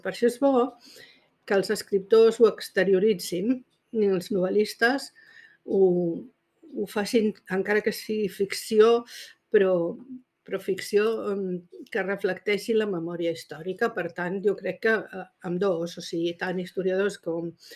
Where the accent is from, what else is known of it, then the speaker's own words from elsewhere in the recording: Catalonia, Spain; som aquí, som catalanes